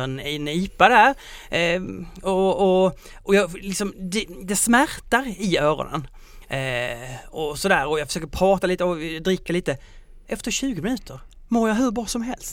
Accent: Skåne, Sweden; accent: Scanian (skånska); på min skånska

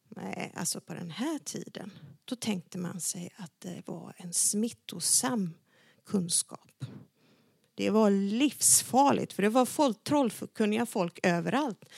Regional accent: Dalarna County, Sweden; Jag är uppvuxen i Dalarna

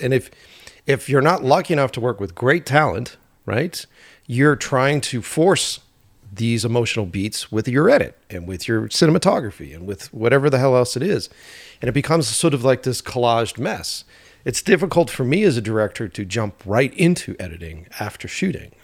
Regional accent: Boston, Massachusetts, United States; moved away as an adult; now in Glendale, United States; we're originally from Boston

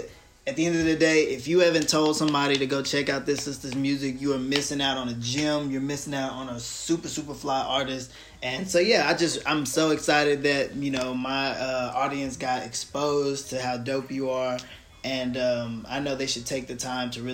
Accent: the South, United States; I'm from the South too

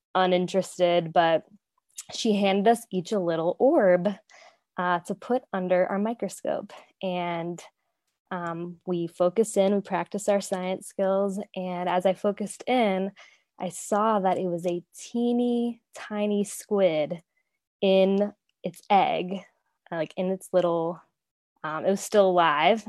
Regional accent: Florida, United States; I grew up in Florida, so I got the opportunity to take a marine biology class in high school

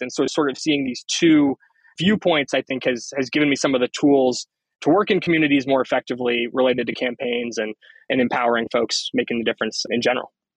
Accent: Northeast, United States; also born or lived in Maine / New York City; I'm originally from the Northeast

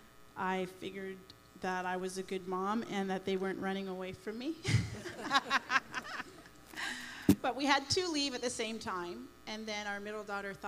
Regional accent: Toronto, Ontario, Canada; now in Windsor, Canada; We're not from Windsor. We're from Toronto.

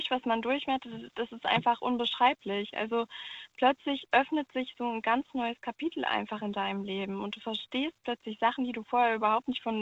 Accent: Cologne, North Rhine-Westphalia, Germany; Ich komme ursprünglich auch aus Köln.

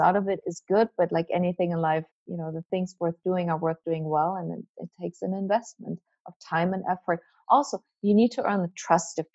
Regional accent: Germany; English is a second language; moved away as an adult; now in United States; I'm not American, but I'm not really German. I'm the German who lives in America.

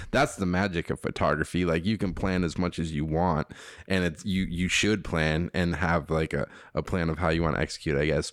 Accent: Robbinsdale, Minnesota, United States; I was born in Robbinsdale, Minnesota

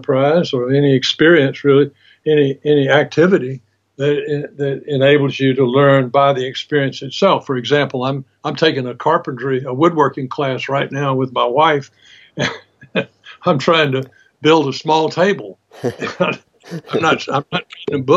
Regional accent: Albany, Georgia, United States; Growing up in Albany, Georgia, down in South Georgia

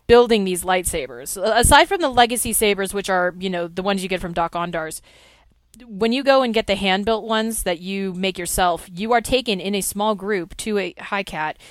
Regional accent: California, United States; I am from California

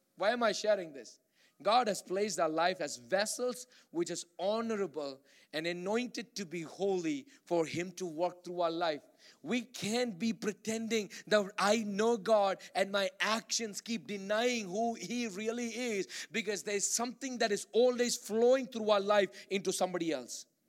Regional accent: Bangalore, Karnataka, India; moved away; I grew up in Bangalore, India

